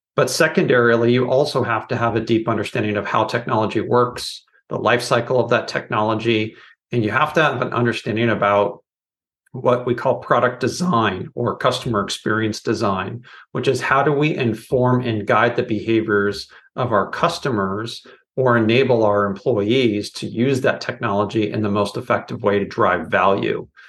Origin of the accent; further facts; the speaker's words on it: Silicon Valley, California, United States; now in Portland, United States; growing up in Silicon Valley